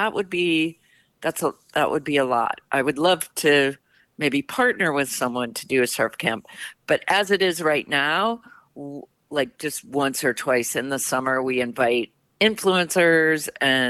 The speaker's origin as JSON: {"language": "English", "region": "Midwest", "country": "United States", "tie": "born or raised there", "moved": "yes", "said": "I grew up in the Midwest where there's definitely no waves and not much water really"}